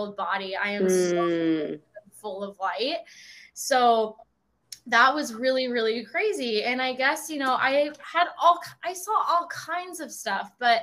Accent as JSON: {"language": "English", "area": "Orange County", "region": "California", "country": "United States", "tie": "born or raised there", "said": "I grew up in Orange County."}